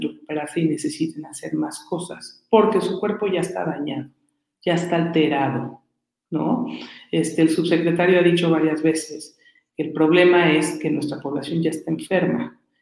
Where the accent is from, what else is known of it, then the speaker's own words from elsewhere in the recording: Mexico; como mexicanos